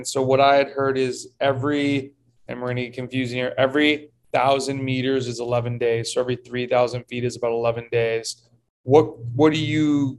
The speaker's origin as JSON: {"language": "English", "town": "Rochester", "region": "New York", "country": "United States", "tie": "born or raised there", "moved": "yes", "lives_now": "Florida, United States", "said": "I grew up in Rochester, New York"}